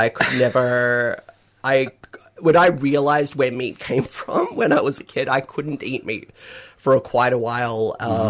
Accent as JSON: {"language": "English", "town": "Eudunda", "region": "South Australia", "country": "Australia", "tie": "born or raised there", "said": "I was born in Udunda Hospital. Grew up in the country town of Udunda."}